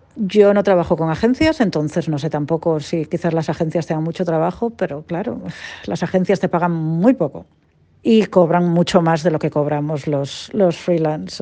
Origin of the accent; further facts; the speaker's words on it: Cantabria, Spain; moved away as an adult; now in Perth, Australia; soy de Cantabria y ahora vivo en Perth, en Western Australia